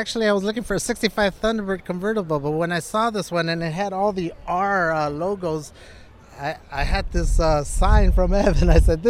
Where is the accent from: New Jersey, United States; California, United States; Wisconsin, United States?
California, United States; West Covina; We're from West Covina.